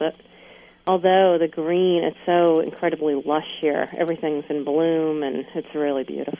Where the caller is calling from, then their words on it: Maine, United States; I'm calling in from Maine.